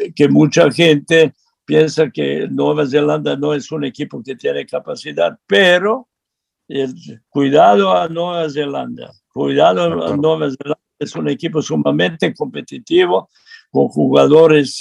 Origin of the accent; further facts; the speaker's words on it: Serbia; Spanish is a second language; now in Mexico; yo soy serbio